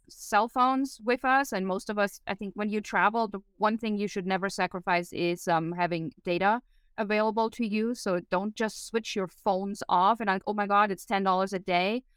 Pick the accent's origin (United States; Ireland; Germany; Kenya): Germany; moved away; growing up in Germany